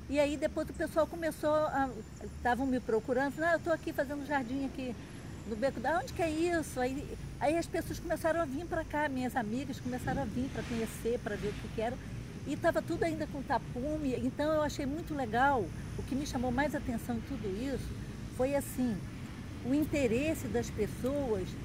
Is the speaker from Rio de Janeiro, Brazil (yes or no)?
yes; Macaé, Rio de Janeiro, Brazil; Eu, eu sou macaense.